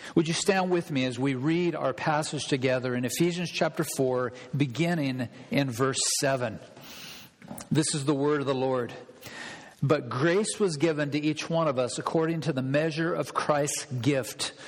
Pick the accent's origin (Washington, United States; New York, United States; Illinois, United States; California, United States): Washington, United States; Olympia; now in Whatcom County, United States; I grew up in Olympia